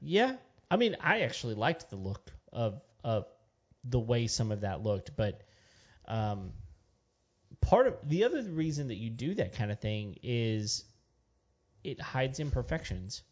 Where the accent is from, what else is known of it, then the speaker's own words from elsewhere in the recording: West Texas, United States; I grew up in West Texas